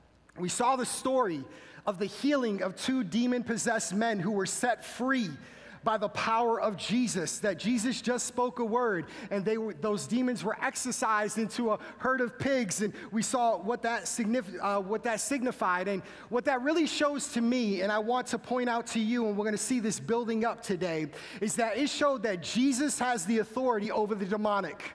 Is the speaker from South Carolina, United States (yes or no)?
no; Massachusetts, United States; moved away; I'm originally from Massachusetts, so being from Massachusetts, you are born and bred a Boston Red Sox fan